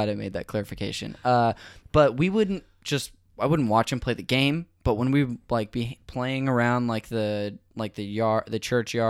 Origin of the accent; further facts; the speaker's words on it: Modesto, California, United States; Northern California, Modesto.